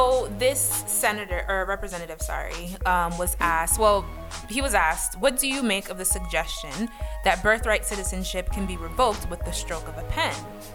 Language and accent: English; United States; my parents came here. You know what I mean? And like, to imagine like me being born here, but I can't say I'm American and I can't say I'm Haitian.